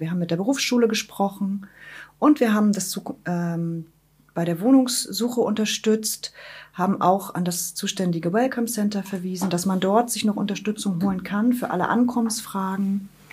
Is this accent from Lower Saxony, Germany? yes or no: no; Wismar, Mecklenburg-Vorpommern, Germany; moved away as an adult; also born or lived in Rostock; now in Schwerin, Germany; gebürtige Wismaranerin, lebe jetzt seit 2014 in Schwerin